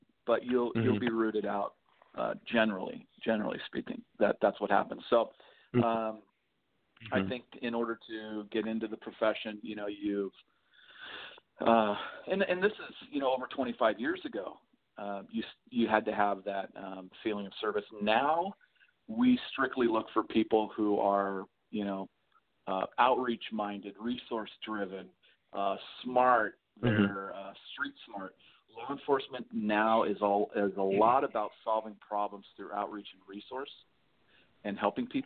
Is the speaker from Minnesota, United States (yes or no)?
no; Lawndale, California, United States; I grew up here in the South Bay. And I grew up in Lawndale